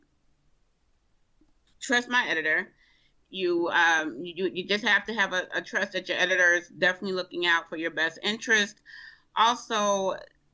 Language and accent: English; Rochester, New York, United States; also born or lived in Bogalusa, Louisiana; I wasn't actually born in Rochester